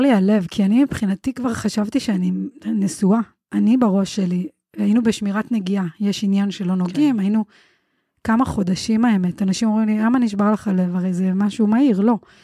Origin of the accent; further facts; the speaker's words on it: Bnei Brak, Tel Aviv District, Israel; אני גדלתי כחרדית מבני ברק